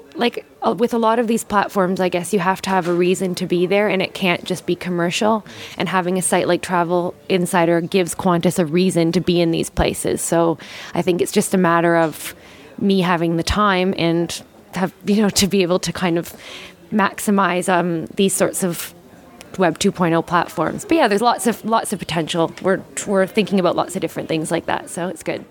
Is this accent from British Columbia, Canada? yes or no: no; Newfoundland and Labrador, Canada; moved away as an adult; also born or lived in Toronto / Heidelberg, Germany / London, England; now in Melbourne, Australia; I'm actually from uh, the east coast of Canada. I was born in Toronto and grew up um, in Newfoundland and went to high school in Toronto